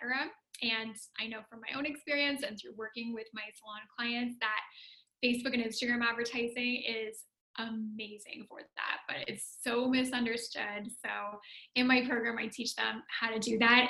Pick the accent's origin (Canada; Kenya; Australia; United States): Canada; also born or lived in Ottawa, Canada / Italy; So I'm Canadian